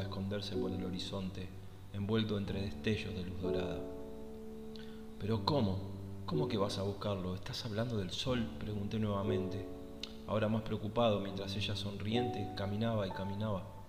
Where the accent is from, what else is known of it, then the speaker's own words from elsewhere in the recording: Argentina; soy de Argentina